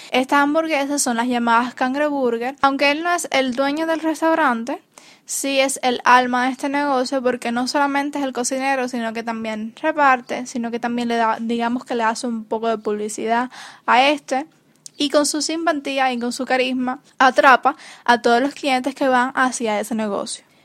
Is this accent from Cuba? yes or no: yes; Cuba; los cubanos estamos muy acostumbrados